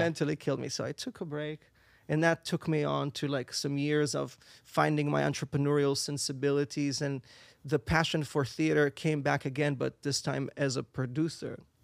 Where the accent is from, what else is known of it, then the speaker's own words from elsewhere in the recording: Israel; English is a second language; moved away as an adult; now in New York, United States; I'm originally from Israel.